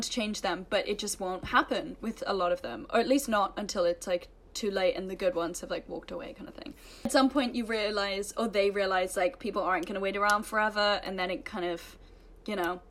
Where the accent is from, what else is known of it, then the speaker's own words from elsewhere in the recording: England, United Kingdom; moved away as an adult; also born or lived in United States; growing up in England